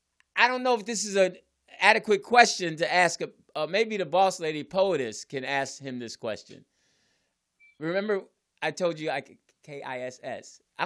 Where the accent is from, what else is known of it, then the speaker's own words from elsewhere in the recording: Philadelphia, Pennsylvania, United States; also born or lived in New Jersey; I grew up in Philly and Jersey.